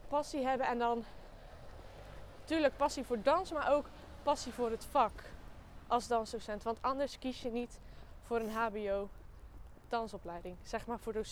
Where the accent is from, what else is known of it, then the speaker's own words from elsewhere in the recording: Axel, Zeeland, Netherlands; Ehm, ik ga naar Codarts. En eh, ja, ik kom uit Axel.